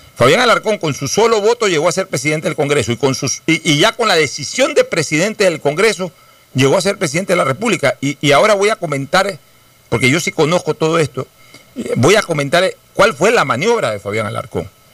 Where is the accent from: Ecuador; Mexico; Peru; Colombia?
Ecuador; como ecuatoriano